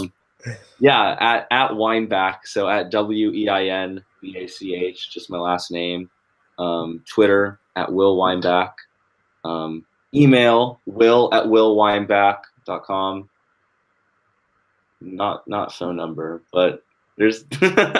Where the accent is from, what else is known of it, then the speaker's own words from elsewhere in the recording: Fairfield, Connecticut, United States; also born or lived in Los Angeles; Fairfield, my hometown.